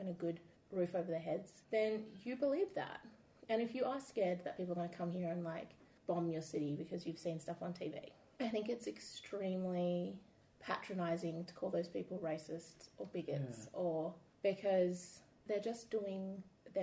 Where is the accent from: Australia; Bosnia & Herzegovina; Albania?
Australia; Perth, Western Australia; living in Australia, being an Australian